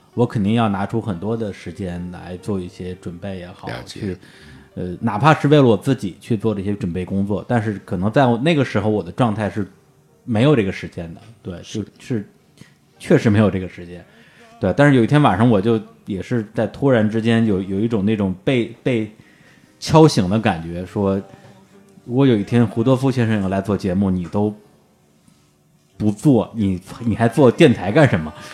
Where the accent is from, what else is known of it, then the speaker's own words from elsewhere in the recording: Beijing, China; 我是在北，哦。北京的山林长大的